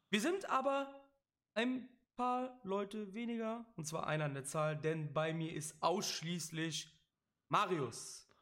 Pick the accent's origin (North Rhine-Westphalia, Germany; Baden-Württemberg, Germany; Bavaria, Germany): North Rhine-Westphalia, Germany; Cologne; ich bin ja auch aus Köln, das sollte mittlerweile auch kein Geheimnis mehr sein. Sollte man auch an meinen ja, an meinen Dialekt ab und an merken.